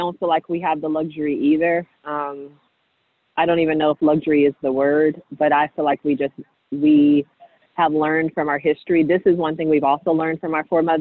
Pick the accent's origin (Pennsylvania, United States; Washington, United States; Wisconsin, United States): Washington, United States; Seattle; I grew up in Seattle